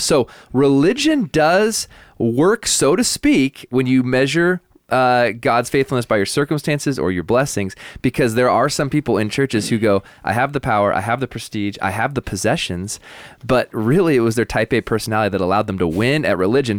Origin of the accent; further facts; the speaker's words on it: the Northwest, Pacific Northwest, United States; moved away; I grew up in the Northwest